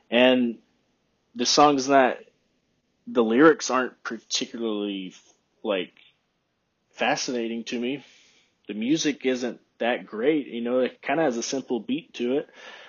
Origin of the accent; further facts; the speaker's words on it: Texas, United States; accent: broad American; Like, people, when I tell them I'm from Texas, they're always surprised. Like, you don't sound like you're from Texas.